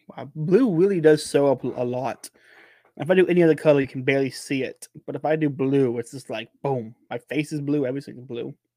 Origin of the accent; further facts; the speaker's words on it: United States; Born and raised in Polk County, I've never, never lived anywhere else